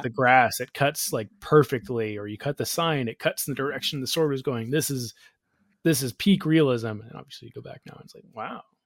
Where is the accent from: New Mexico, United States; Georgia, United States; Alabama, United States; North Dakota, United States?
Georgia, United States; growing up in Georgia, I lived seven doors down